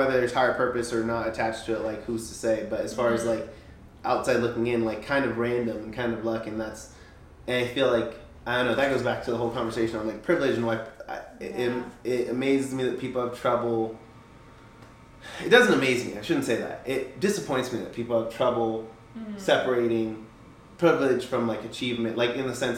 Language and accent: English; United States; I was born in the 90s. And I was born in America